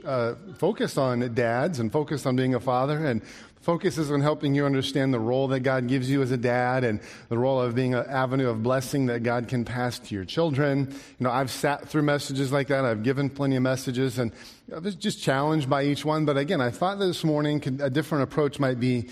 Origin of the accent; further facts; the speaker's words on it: Alaska, United States; I grew up in Alaska